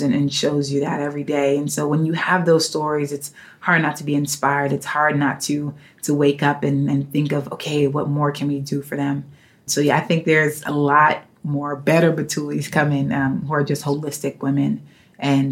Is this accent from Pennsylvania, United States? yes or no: no; New York City, New York, United States; as a young girl growing up in New York City